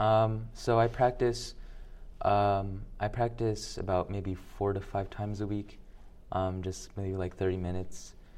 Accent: Birmingham, Alabama, United States; now in Little Rock, United States; I was born in Alabama. uh, Birmingham, Alabama.

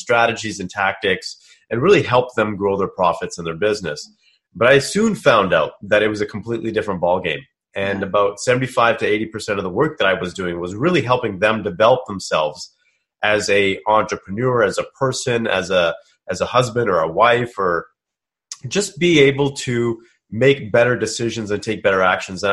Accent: Kelowna, British Columbia, Canada; I'm from British Columbia myself. I grew up in a small town called Kelowna

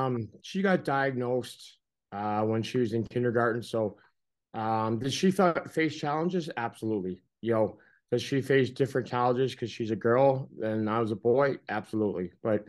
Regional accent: Canada; I grew up in Canada.

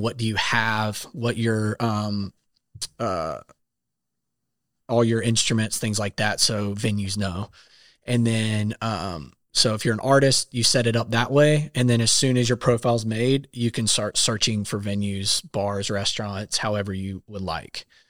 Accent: South Carolina, United States; moved away as an adult; now in Nashville, United States; I am from South Carolina, moved to Nashville about six years ago.

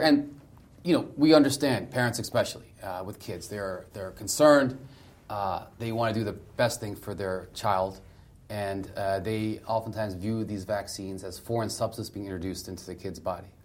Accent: Delmarva Peninsula, Southern Maryland, United States; I grew up in Southern Maryland, Del Mar River Peninsula

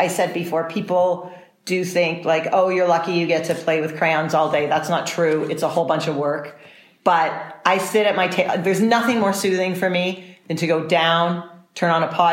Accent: Woodstock, New York, United States; also born or lived in Toronto, Canada; now in San Miguel de Allende, Mexico; I grew up in Woodstock, New York

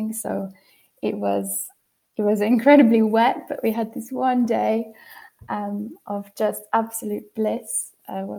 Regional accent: United Kingdom; moved away as an adult; now in Switzerland; I'm missing home so much, and not even necessarily my hometown, which I do miss lots and lots, but just those landscapes that you get in the UK

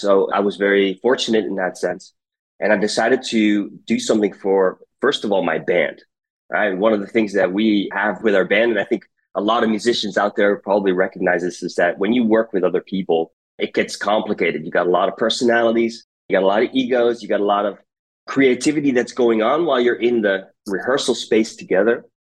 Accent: United States; now in Rotterdam, Netherlands; I grew up in the United States. That maybe kind of gives away my accent

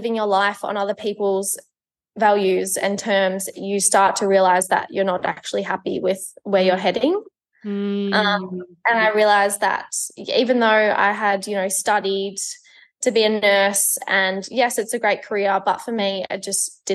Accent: Melbourne, Victoria, Australia; I am 22 years old. I'm from Melbourne.

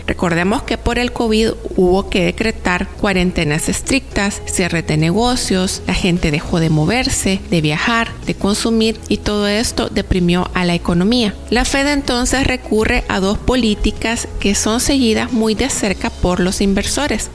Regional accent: El Salvador

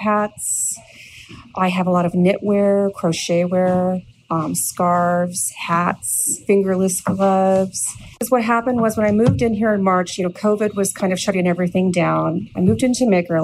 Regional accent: California, United States; moved away as an adult; also born or lived in North Vancouver, Canada; now in Vancouver, Canada; I was born in North Vancouver, and I was raised in California, and I moved back to Canada in 2016

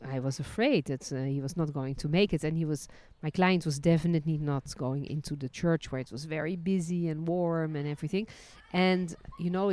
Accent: Netherlands; also born or lived in France; now in Israel; I was born in Holland, then lived and worked as a licensed tour guide in France, and ended my journey living and working in Israel.

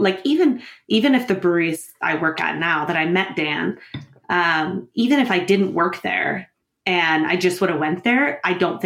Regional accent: New Brunswick, Canada; moved away; also born or lived in Ontario; I was born in Ontario. So I grew up there in New Brunswick

